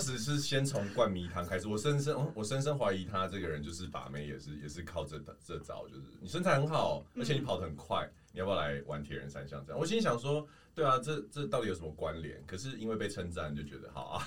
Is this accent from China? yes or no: no; Taoyuan, Taiwan; 我是桃园人嘛